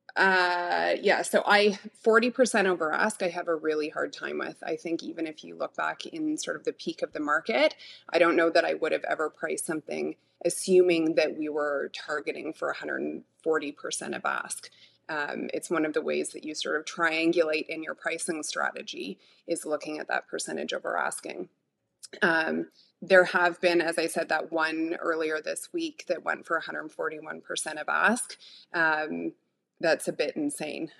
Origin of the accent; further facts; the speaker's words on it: Toronto, Ontario, Canada; I was born and raised in Midtown Toronto